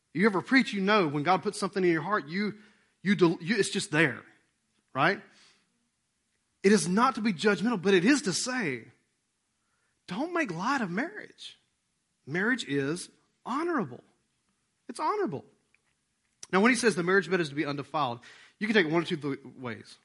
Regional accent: Rome, Georgia, United States; we're from Rome, Georgia. And we act like we're a small town

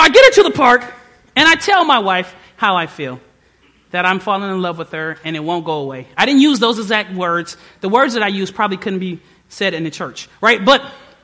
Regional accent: Detroit, Michigan, United States; moved away; I was from Detroit

